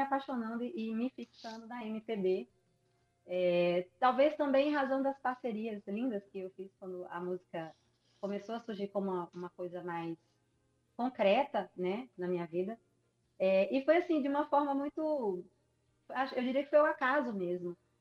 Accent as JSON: {"language": "Portuguese", "town": "Natal", "region": "Rio Grande do Norte", "country": "Brazil", "moved": "as an adult", "lives_now": "Belo Horizonte, Brazil", "said": "eu saí de Natal um belo dia, sozinha"}